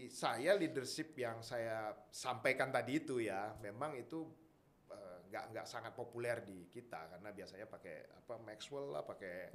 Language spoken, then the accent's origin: Indonesian; Medan, North Sumatra, Indonesia; born there; saya orangnya saya lahirnya di Medan